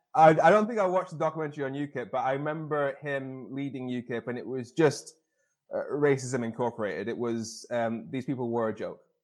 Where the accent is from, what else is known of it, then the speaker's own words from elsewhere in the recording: Darlington, North East England, United Kingdom; I was born in the UK, in the north of England, in Darlington, uh, northeast